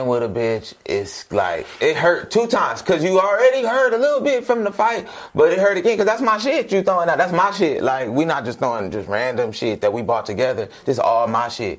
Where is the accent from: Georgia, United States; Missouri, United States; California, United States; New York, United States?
California, United States; Sacramento; moved away; I'm from Sacramento, bro. The toe, as we call it